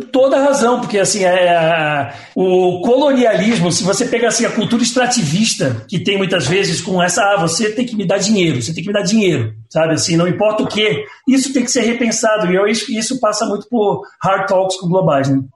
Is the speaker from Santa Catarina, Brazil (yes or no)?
yes; Florianópolis, Santa Catarina, Brazil; moved away as an adult; now in São Paulo, Brazil; eu sou de Florianópolis, eu estou em São Paulo há 20 anos